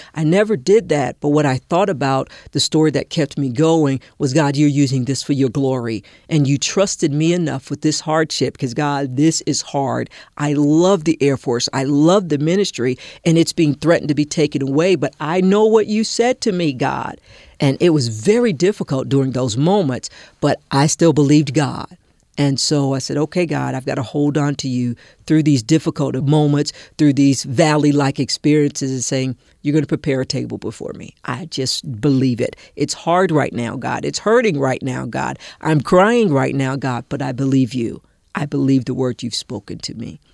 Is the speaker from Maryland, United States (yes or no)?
no; South Carolina, United States; I was born in South Carolina, and I lived in a community called the Holy Woods